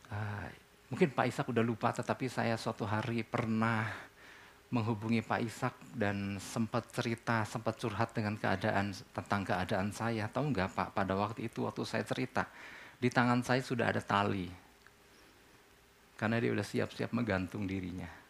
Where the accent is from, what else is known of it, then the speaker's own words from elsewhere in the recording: Indonesia; Buat kita orang Indonesia, buat kita orang Timur kan.